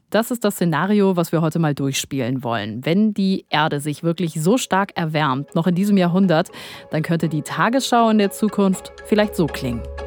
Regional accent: Germany; bei uns in Deutschland

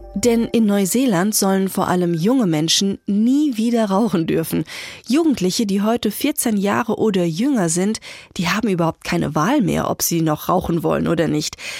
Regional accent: Germany; bei uns in Deutschland

